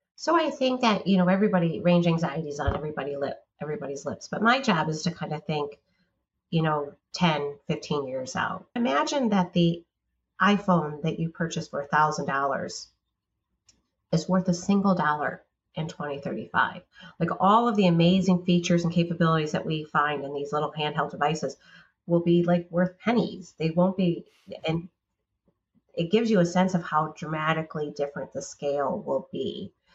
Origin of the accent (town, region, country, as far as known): United States